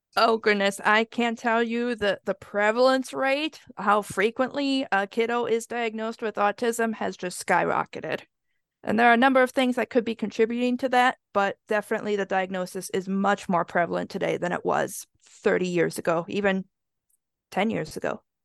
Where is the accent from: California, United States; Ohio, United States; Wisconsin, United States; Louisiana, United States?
Wisconsin, United States; I grew up in Wisconsin, so the winters get very, very cold.